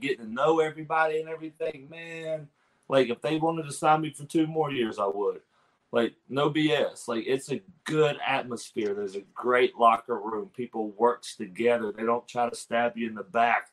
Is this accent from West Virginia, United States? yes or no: yes; Pineville, West Virginia, United States; my actual hometown is Pineville, and it's only like 30 minutes away